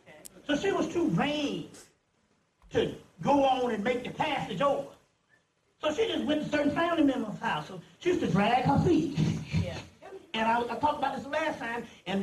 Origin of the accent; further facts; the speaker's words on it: Mullins, South Carolina, United States; I'm from Mullins. Mullins is 6,000 strong.